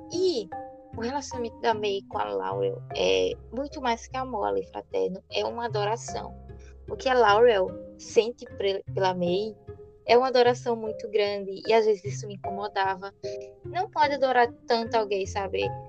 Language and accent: Portuguese; Brazil; somos brasileiros